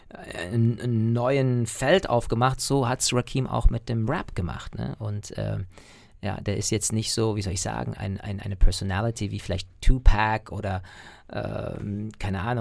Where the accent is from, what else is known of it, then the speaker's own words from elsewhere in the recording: United States; Natürlich, ich bin ja Amerikaner, ich habe ja auch eine, einen US-Pass und einen irischen Pass, aber ich lebe ja nicht da.